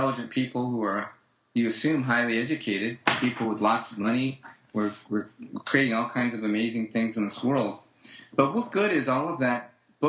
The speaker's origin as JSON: {"language": "English", "country": "United States", "said": "I'm an American. I'm about as American as it gets in my family history"}